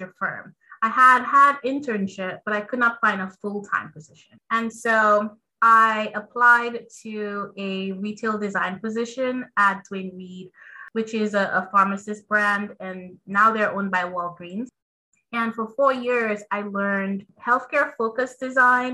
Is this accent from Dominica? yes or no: yes; Dominica; a kid growing up on Dominica. I'm from the Caribbean, from the Commonwealth of Dominica to be specific.